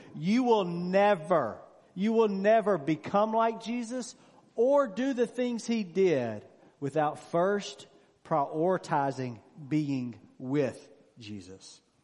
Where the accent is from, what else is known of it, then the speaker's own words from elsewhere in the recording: Mississippi, United States; moved away; I'm originally from Mississippi. Of course, I don't live there now. All my friends I grew up with were from Mississippi